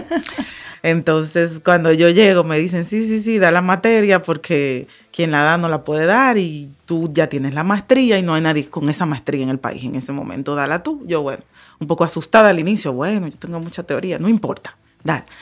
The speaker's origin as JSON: {"language": "Spanish", "country": "Dominican Republic", "said": "vámonos para mi país"}